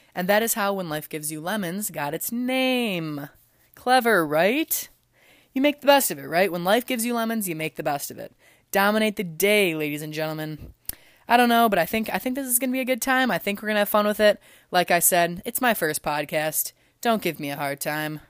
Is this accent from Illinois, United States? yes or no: yes; LaSalle, Illinois, United States; also born or lived in Philadelphia, Pennsylvania; I'm actually from Illinois, about an hour and a half south of the city from La Salle, Peru